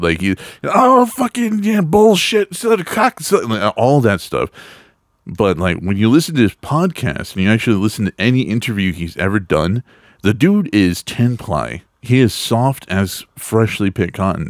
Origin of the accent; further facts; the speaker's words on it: Texas, United States; I grew up in Texas